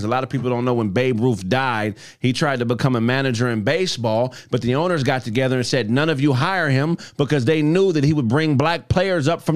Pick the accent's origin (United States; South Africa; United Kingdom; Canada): United States; Pasadena, California; I'm from Pasadena, California.